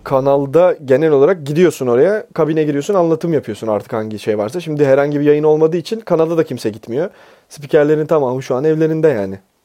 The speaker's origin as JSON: {"language": "Turkish", "region": "Bursa", "country": "Turkey", "tie": "born or raised there", "moved": "yes", "lives_now": "Istanbul, Turkey", "said": "ben bir kurtarma operasyonuyla memleketime geri geldim"}